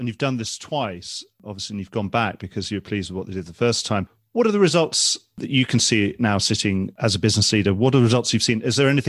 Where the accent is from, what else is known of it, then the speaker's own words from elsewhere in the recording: United Kingdom; as British people